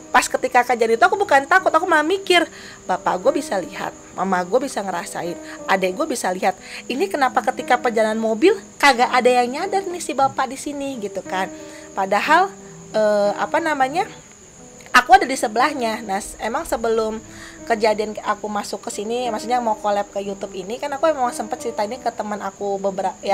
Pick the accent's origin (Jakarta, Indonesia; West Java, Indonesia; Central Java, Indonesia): West Java, Indonesia; Bandung; Padahal kan kami orang Bandung.